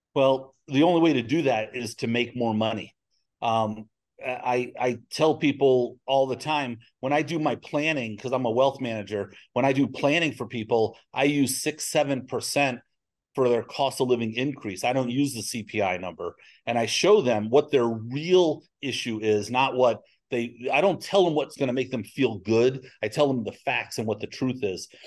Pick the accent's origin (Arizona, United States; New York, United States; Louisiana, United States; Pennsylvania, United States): New York, United States; now in Texas, United States; I'm from New York